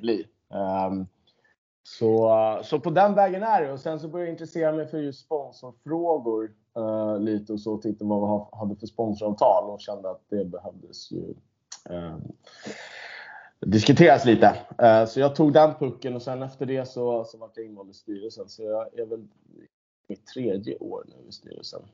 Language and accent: Swedish; Stockholm, Stockholm County, Sweden; jag född och uppvuxen på Södermalm